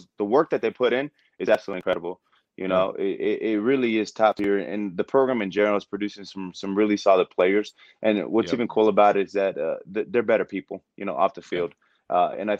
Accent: California, United States; moved away as an adult; now in Montana, United States; I'm from California originally.

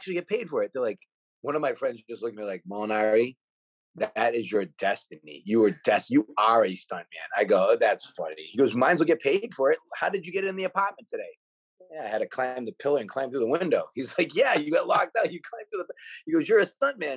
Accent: Worcester, Massachusetts, United States; moved away; I was from Worcester, Mass, which is a pretty big city right outside of Boston

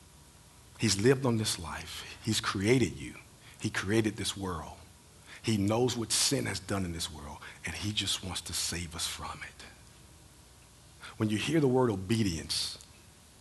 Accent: Mamou, Louisiana, United States; also born or lived in Lake Charles, Louisiana; I grew up in Mama, Louisiana. Then I moved to Lake Charles

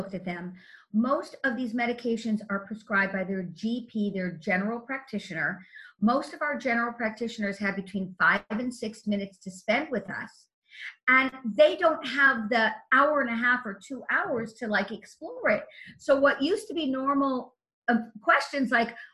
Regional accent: Los Angeles, California, United States; I come from the Hollywood Hills where there's canyons

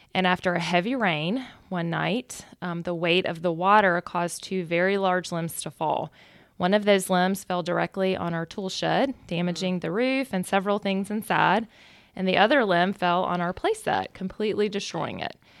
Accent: Macon, Georgia, United States; we're both from Macon and went to a small high school and started dating back then

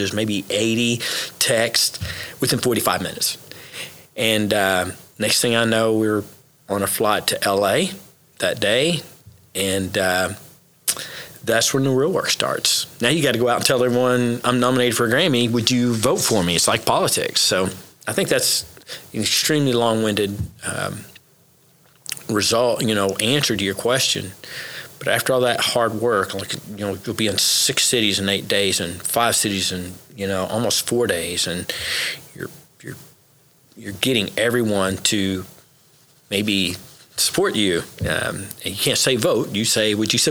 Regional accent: Oklahoma, United States; also born or lived in Memphis, Tennessee; I was raised in Oklahoma

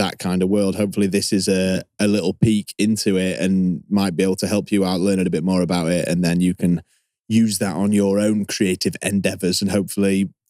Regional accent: Sheffield, Yorkshire and the Humber, United Kingdom; We are a band from Sheffield, England called

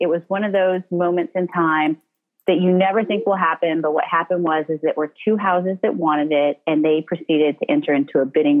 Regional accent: Midwest, United States; moved away; I grew up in the Midwest, and most Midwesterners don't become writers.

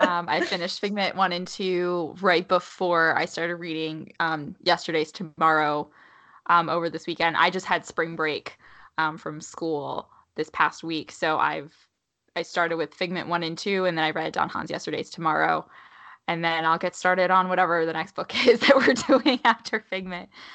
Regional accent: New Jersey, United States; moved away as an adult; now in Maryland, United States; I grew up in New Jersey

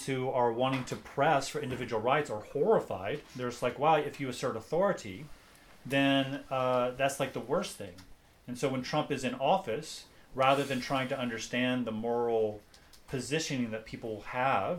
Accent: United States; I'm American

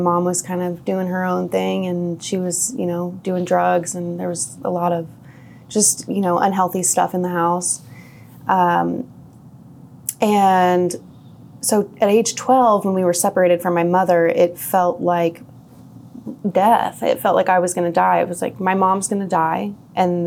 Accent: Independence, Missouri, United States; I was born in Independence, Missouri

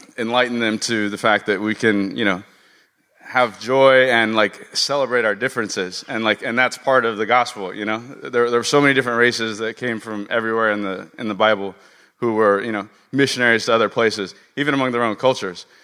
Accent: Los Angeles, California, United States; I grew up out here in West L.A.

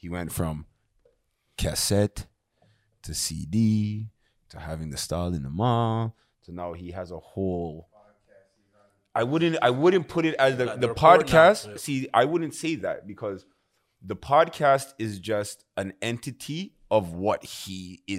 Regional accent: Scarborough, Ontario, Canada; I'm the Canadian guy from Scarborough.

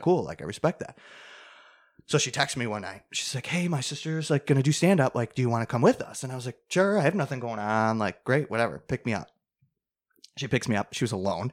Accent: Clarence, New York, United States; the town where we are from

